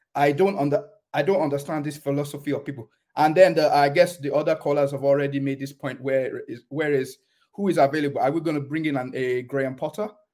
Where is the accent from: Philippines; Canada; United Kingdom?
United Kingdom; England; moved away as an adult; now in Germany; I was born in England